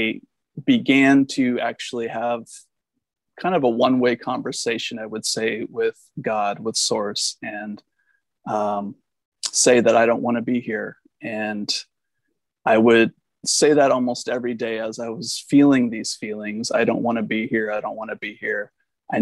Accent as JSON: {"language": "English", "region": "Washington", "country": "United States", "tie": "born or raised there", "also_born_or_lived": "Arcata, California", "moved": "as an adult", "said": "I grew up in Washington State"}